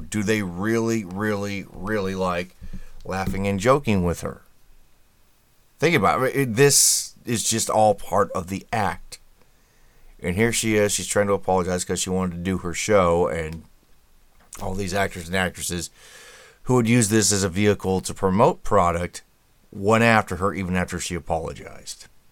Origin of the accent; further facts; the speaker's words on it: Indianapolis, Indiana, United States; I'm from Indianapolis